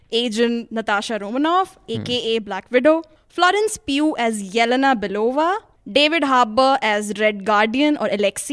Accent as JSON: {"language": "English", "region": "Delhi", "country": "India", "tie": "born or raised there", "said": "I'm a Malayali born and brought up in Delhi."}